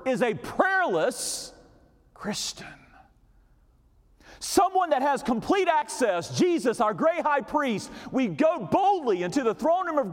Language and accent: English; North Carolina, United States; I grew up here in North Carolina